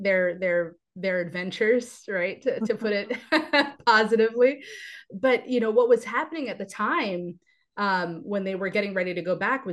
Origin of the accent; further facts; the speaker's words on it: United States; I am born and raised here in the United States